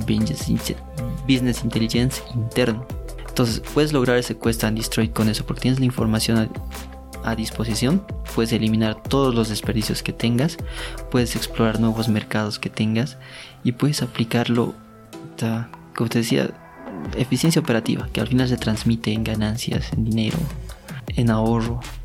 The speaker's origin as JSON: {"language": "Spanish", "region": "Oruro", "country": "Bolivia", "said": "Como soy de Oruro me decían Quirquincho"}